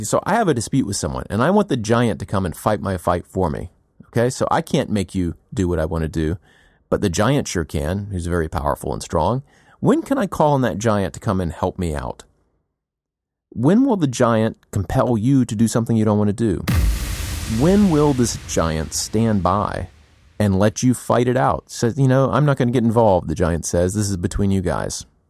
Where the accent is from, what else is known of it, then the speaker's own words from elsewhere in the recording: United States; as an American